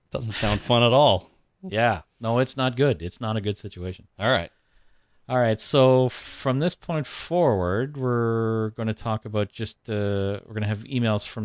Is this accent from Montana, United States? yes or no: no; Tennessee, United States; So goo goo goo goo clusters were invented in Tennessee, my home state.